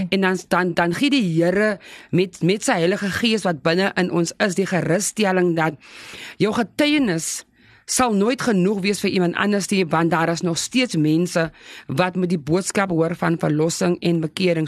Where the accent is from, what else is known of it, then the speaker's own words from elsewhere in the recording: South Africa; ek is gebore op Flottenburg plaas. Dit is net so voor Lyndok